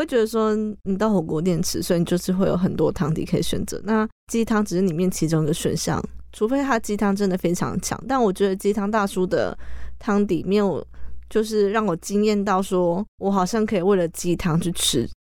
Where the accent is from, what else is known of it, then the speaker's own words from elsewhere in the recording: Taichung, Taiwan; 身为台中人的我